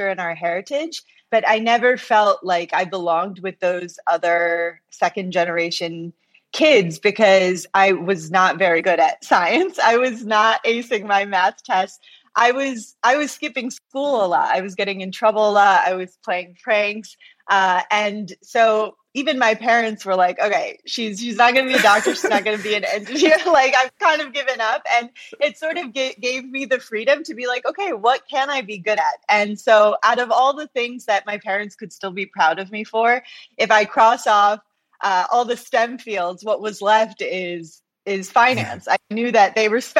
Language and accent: English; Detroit, Michigan, United States; I was born and raised in the Detroit area in Michigan.